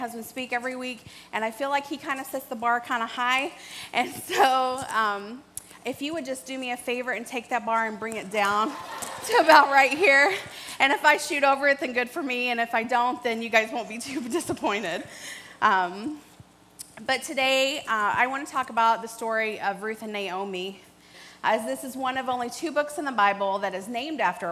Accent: Kentucky, United States; moved away; I'm from Kentucky, born and raised there.

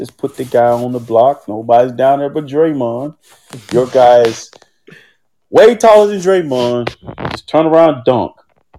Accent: Lumberton, United States; 41 is the exit to my hometown, Lumberton.

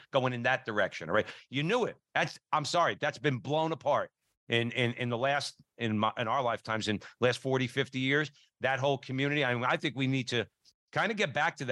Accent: Newark, New Jersey, United States; Joe and I grew up in Newark, New Jersey

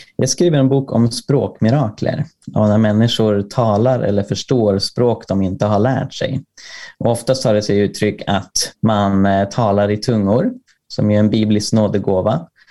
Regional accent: Sweden; jag är från Sverige

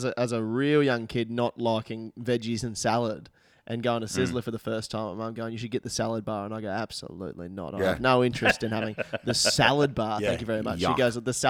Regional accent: Cairns, Queensland, Australia; I was born in Far North Queensland, spent 20 years in Cairns.

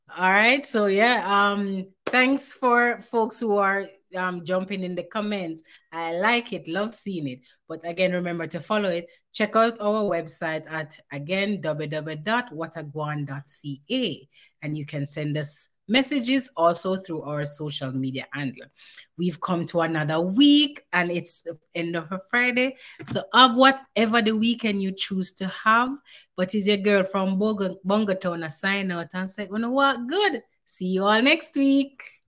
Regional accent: Jamaica; now in Calgary, Canada; when we are Jamaican

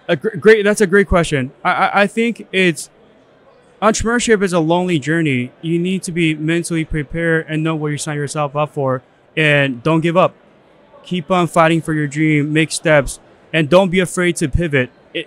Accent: China; moved away; I was born in China.

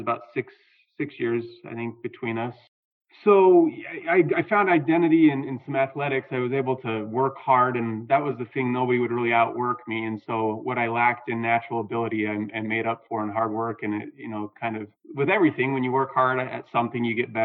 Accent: Southern Utah, United States; I grew up in Southern Utah, and it was just a great place to grow up

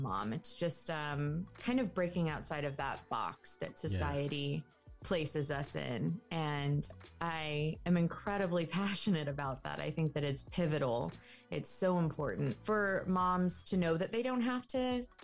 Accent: Los Angeles, California, United States; I'm from Los Angeles, California

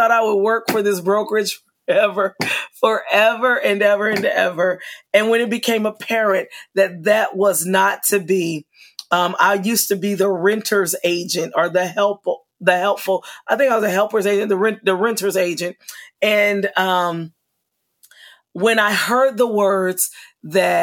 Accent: Kansas City, Missouri, United States; moved away as an adult; now in Florida, United States; I'm from Kansas City, Missouri, and coming and living in Florida

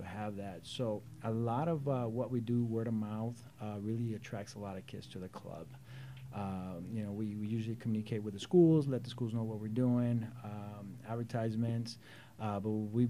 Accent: Whittier, California, United States; born or raised there; also born or lived in El Salvador

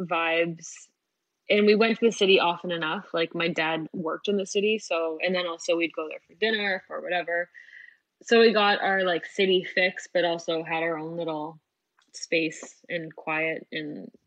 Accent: Schaumburg, Illinois, United States; I was playing for the first time in like my hometown in Schaumburg.

